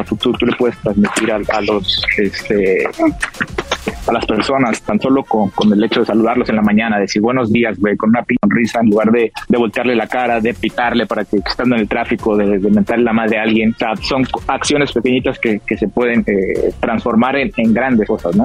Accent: Mexico; como mexicano

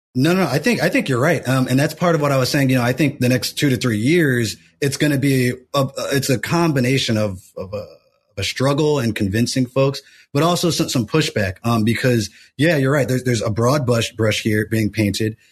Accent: United States; as an American

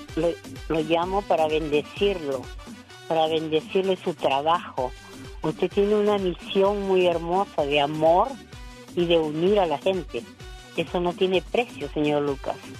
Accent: Peru; Soy peruana

